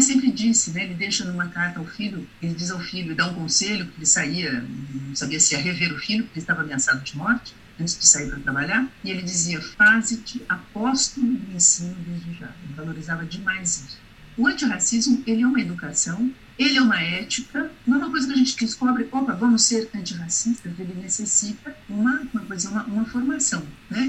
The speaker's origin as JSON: {"language": "Portuguese", "country": "Brazil", "said": "enquanto brasileiros"}